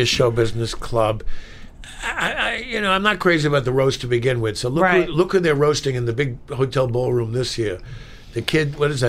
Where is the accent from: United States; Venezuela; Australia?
United States; New York; I'm from New York